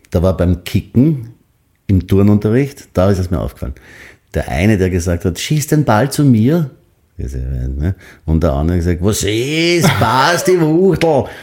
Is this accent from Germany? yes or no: no; Graz, Styria, Austria; moved away; ich bin in der Triester-Siedlung in Graz aufgewachsen.